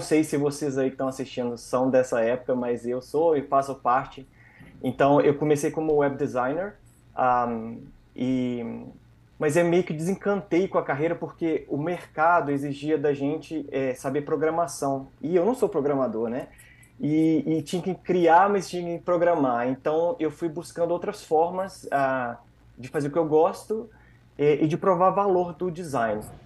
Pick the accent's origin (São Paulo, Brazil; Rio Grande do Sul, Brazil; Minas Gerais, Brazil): Minas Gerais, Brazil; interior of; moved away as an adult; also born or lived in Espírito Santo, Brazil; now in Canada; apesar de ser mineiro, sou do interior de Minas Gerais